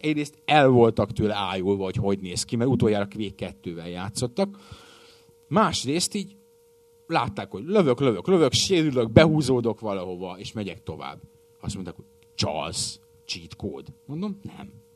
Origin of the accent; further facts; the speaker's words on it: Hungary; Magyar paraszt vagyok